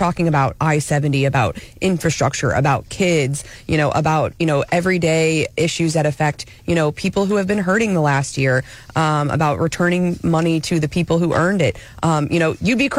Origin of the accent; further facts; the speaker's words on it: Jefferson City, Missouri, United States; growing up in Jeff City